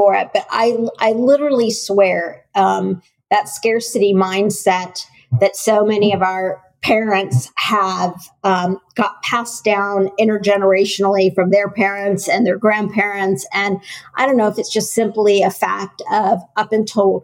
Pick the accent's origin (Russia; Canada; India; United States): United States; I grew up in the US